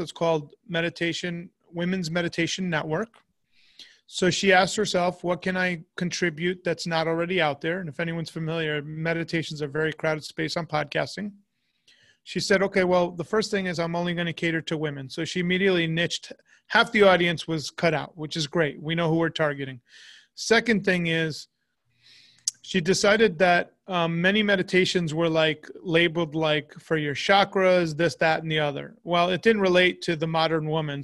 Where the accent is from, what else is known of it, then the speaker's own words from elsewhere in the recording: United States; as an American